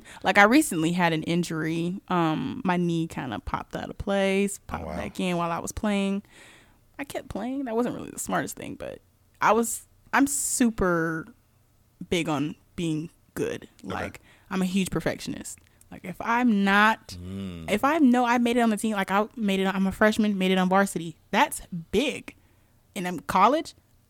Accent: Seattle, Washington, United States; I'm originally born and raised in Seattle, Washington. So, yes, Seattle Seahawks is my team.

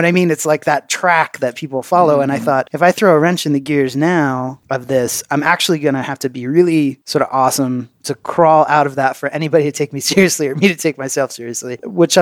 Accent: Pennsylvania, United States; moved away as an adult; also born or lived in Massachusetts / California; now in Ireland; I grew up in Pennsylvania. So yeah, and then lived in Massachusetts, lived in California, and then moved to Ireland

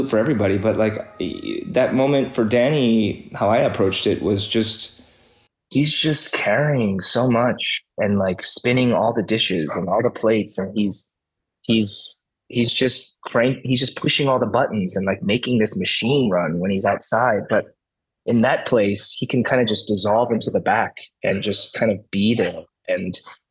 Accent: Midwest, United States; as an immigrant kid, growing up in the Midwest

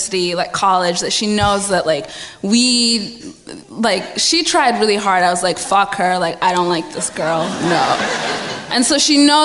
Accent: Michigan, United States; accent: Midwest; moved away as an adult; now in United Kingdom; I've got a Midwest. I'm from Michigan

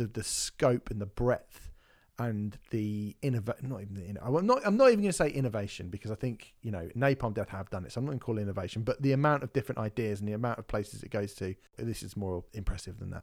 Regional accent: United Kingdom; being British

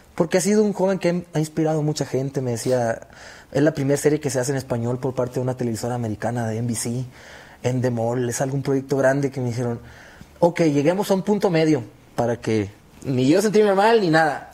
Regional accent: Hermosillo, Sonora, Mexico; moved away as an adult; now in Los Angeles, United States; Yo soy allá de Hermosillo, Sonora, y hace 10 años yo me fui para, para los Estados Unidos.

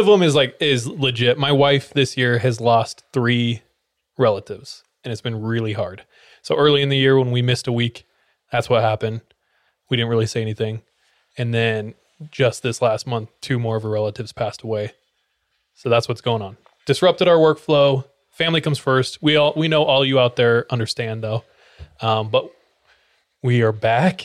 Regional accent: California, United States; originally from California, graphic designer

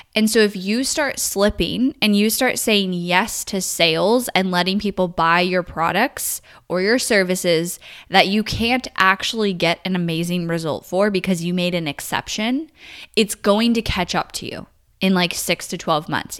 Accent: California, United States; I grew up in California

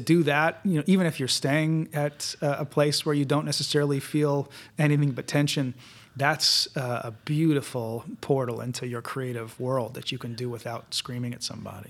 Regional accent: Winnipeg, Manitoba, Canada; moved away; I'm from Winnipeg

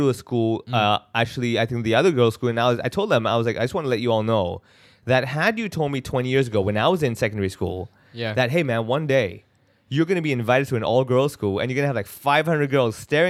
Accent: Hong Kong; They get me to talk about my life growing up in Hong Kong.

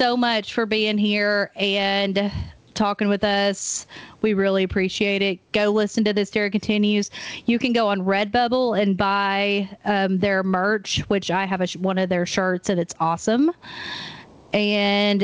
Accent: Maryville, Tennessee, United States; now in Knoxville, United States; we're both from Maryville

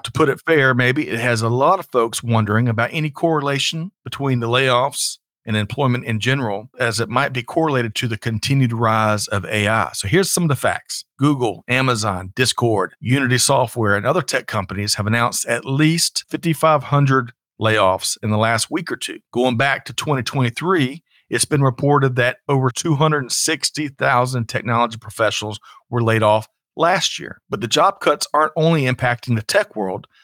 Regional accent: South Carolina, United States; I grew up in South Carolina

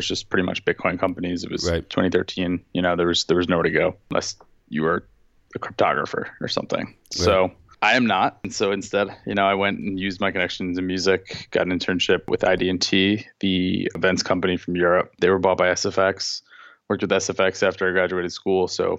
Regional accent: Long Beach, New York, United States; I'm from Long Beach, New York.

